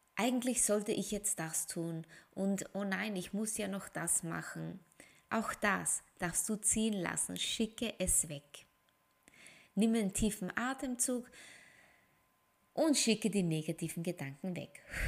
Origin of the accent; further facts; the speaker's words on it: Austria; Ich bin Österreicherin